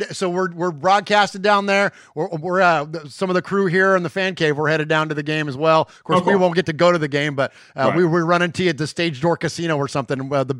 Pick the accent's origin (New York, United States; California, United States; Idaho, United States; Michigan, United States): California, United States; Bay Area; We grew up in the Bay Area too.